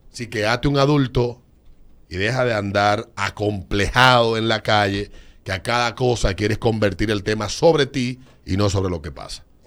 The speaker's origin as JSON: {"language": "Spanish", "country": "Dominican Republic", "said": "mis estimados compatriotas"}